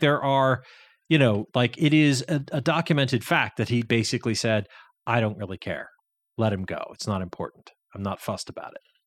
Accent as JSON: {"language": "English", "region": "Massachusetts", "country": "United States", "said": "I'm from Massachusetts"}